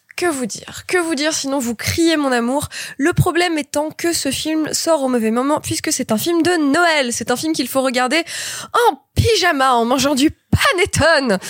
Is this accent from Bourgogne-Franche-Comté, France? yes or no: no; Grenoble, Auvergne-Rhône-Alpes, France; je suis de Grenoble